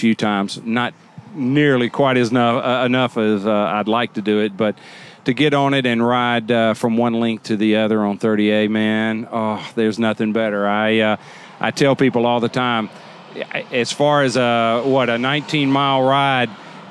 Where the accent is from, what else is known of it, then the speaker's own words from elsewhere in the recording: Memphis, Tennessee, United States; moved away as an adult; now in 30A, Florida, United States; Born and raised in Memphis